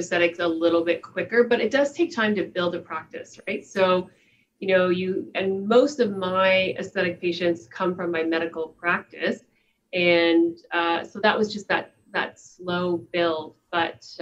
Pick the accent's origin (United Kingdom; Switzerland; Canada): Canada; East Coast, the Maritimes; moved away; also born or lived in Toronto, Ontario; I'm from the East Coast. I actually was born in Toronto, and my dad's from the Maritimes. My mother's from Ontario. So as soon as he was able, he dragged her back out to the East Coast. But that's really where I consider home